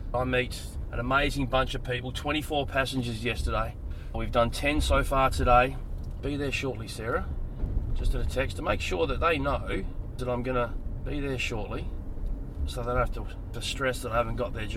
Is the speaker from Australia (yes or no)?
yes; Adelaide, South Australia, Australia; moved away as an adult; now in Sydney, Australia; So I grew up in Adelaide, but I have spent the last 18 years here in Sydney.